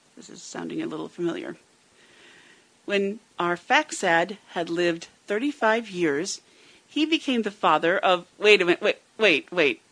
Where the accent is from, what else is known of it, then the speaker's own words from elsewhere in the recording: United States; it's United States